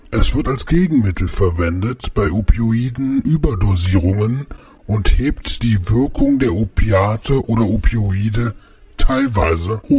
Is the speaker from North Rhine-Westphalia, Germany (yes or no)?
no; Berlin, Germany; Meine, meine Heimatstadt, Yes Berlin, habe ich auf jeden Fall